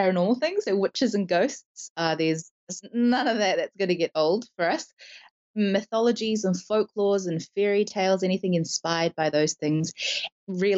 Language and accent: English; New Zealand; we talk a lot about being Kiwi